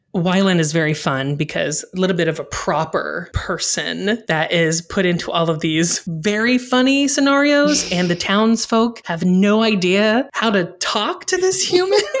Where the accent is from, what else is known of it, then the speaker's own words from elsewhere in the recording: Indiana, United States; I'm from Indiana